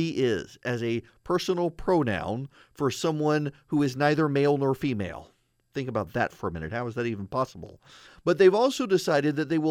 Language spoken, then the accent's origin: English; Dubai, United Arab Emirates; now in United States; I've got a UNESCO cookbook from when I was a kid. It was a big thing growing up in Dubai.